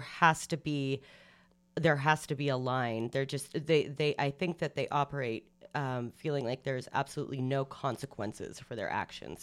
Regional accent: Canada; as Canadians, as Canadian women

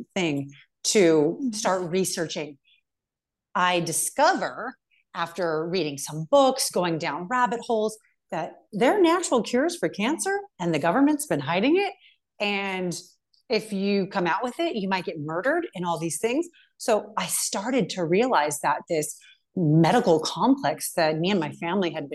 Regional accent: California, United States; moved away as an adult; now in Montana, United States; I'm from California, but I just moved to Montana

